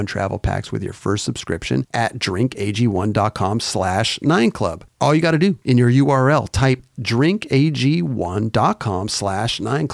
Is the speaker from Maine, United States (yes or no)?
no; Southern California, United States; the closest skate park to me growing up was Santa Barbara Powell Skate Zone, about 2 hours away